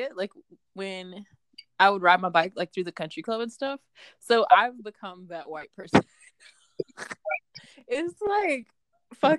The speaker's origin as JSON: {"language": "English", "town": "Jackson", "region": "Mississippi", "country": "United States", "said": "we are from Jackson, Mississippi"}